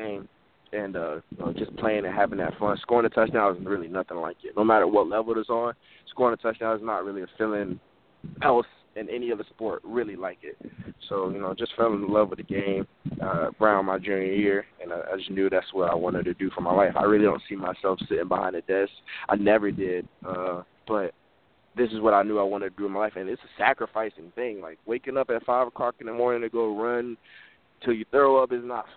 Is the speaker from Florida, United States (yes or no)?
yes; Fort Lauderdale, Florida, United States; I've been born and raised in Fort Lauderdale, Florida all my life